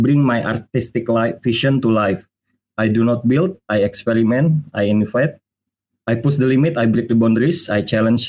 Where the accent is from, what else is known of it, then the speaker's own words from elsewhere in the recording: Indonesia; I'm from Indonesia